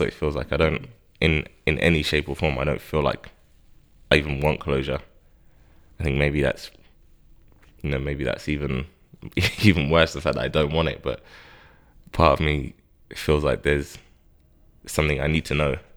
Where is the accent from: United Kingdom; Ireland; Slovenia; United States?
United Kingdom; Harrow, London; I grew up in Harrow